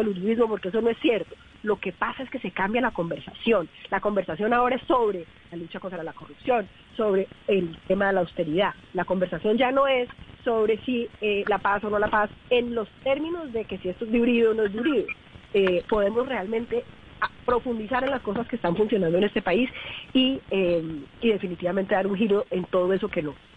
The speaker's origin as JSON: {"language": "Spanish", "region": "Valle del Cauca", "country": "Colombia", "said": "yo soy del Valle"}